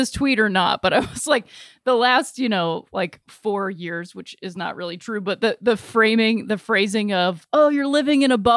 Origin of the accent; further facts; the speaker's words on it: Akron, Ohio, United States; we're from Northeastern Ohio. I'm representing Akron